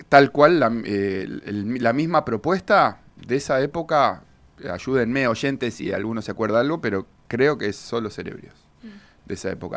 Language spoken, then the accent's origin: Spanish; Bahía Blanca, Buenos Aires Province, Argentina; vengo de Bahía, donde no somos tantos